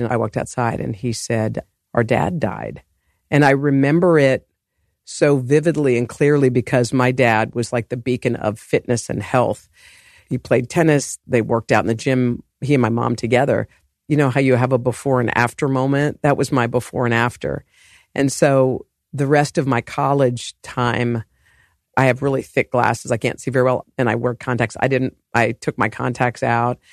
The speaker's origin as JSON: {"language": "English", "town": "Morgantown", "region": "West Virginia", "country": "United States", "tie": "born or raised there", "also_born_or_lived": "Oklahoma / New Orleans", "moved": "yes", "said": "we grew up in Morgantown. We moved to Virginia"}